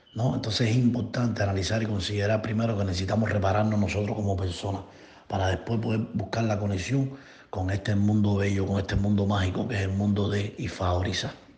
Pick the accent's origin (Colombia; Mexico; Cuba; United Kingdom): Cuba; now in Florida, United States; Radico aquí en Florida, Estados Unidos. Soy cubano